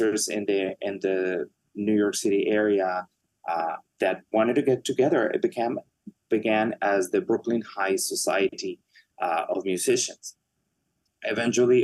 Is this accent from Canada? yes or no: no; Mexico; moved away; Mexico for the second time, my home country